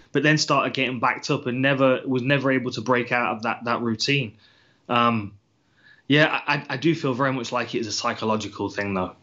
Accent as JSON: {"language": "English", "country": "United Kingdom"}